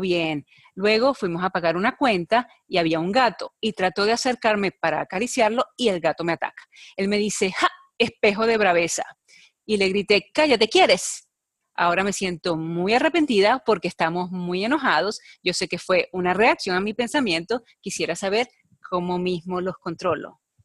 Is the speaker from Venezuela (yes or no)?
yes; Venezuela; soy venezolana